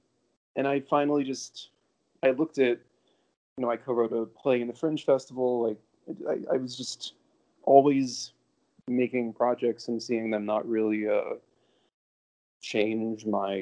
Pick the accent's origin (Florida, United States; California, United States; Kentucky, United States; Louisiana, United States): Florida, United States; Davie; moved away as an adult; also born or lived in Brooklyn, New York; now in New York City, United States; I grew up in Davie, Florida, which is in Broward County, a little bit above Dade, Miami.